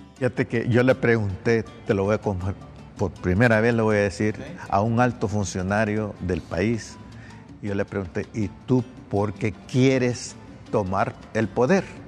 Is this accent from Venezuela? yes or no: no; Honduras; todos somos hondureños